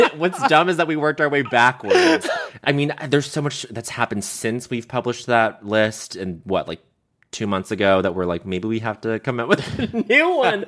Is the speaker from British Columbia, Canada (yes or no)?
no; Montreal, Quebec, Canada; growing up in Montreal